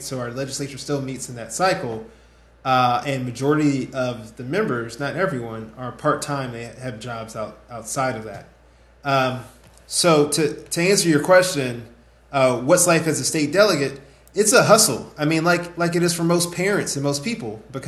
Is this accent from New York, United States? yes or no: no; Prince George's County, Maryland, United States; I was born and raised in Prince George's County